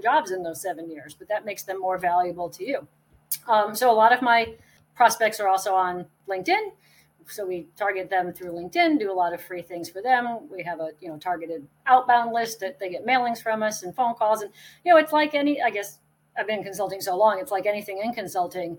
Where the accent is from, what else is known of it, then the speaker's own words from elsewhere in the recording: Connecticut, United States; moved away as an adult; now in South Carolina, United States; I grew up in Connecticut